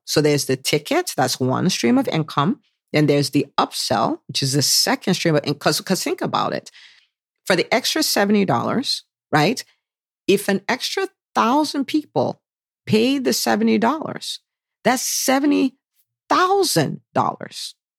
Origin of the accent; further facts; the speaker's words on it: Nigeria; now in United States; growing up in Nigeria